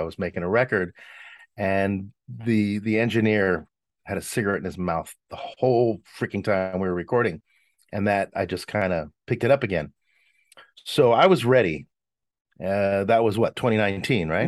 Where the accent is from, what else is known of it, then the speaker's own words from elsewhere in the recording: Los Angeles, California, United States; my Italian bringing up, um, growing up in Hollywood